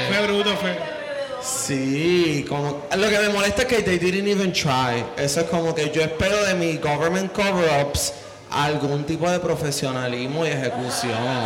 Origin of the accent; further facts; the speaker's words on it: Caguas, Puerto Rico; moved away; Yo, soy de Cagua